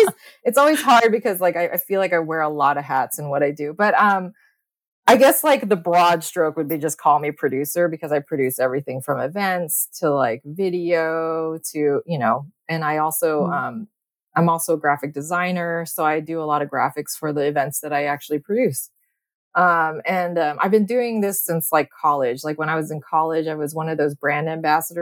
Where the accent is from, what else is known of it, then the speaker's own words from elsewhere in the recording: Bay Area, California, United States; also born or lived in Los Angeles, United States; I grew up here in the Bay. And I lived here up until college.